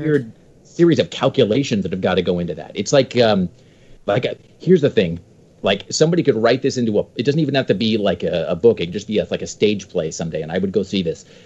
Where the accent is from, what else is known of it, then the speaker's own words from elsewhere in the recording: Washington, United States; now in Portland, United States; I grew up in Washington